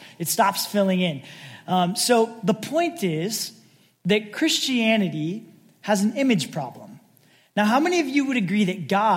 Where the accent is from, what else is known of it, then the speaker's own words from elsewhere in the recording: Sacramento, California, United States; also born or lived in San Francisco; as a kid growing up in the Sacramento area, a few hours north